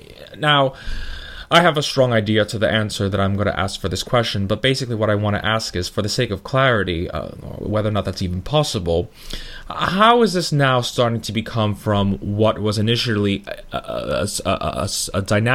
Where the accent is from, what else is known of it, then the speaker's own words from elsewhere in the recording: New York, United States; I'm also a New Yorker, and as we say in New York